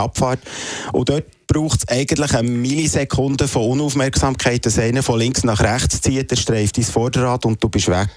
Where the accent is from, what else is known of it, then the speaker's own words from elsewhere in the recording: Emmental, Bern, Switzerland; Ich komme eigentlich, ich bin ein Emmentaler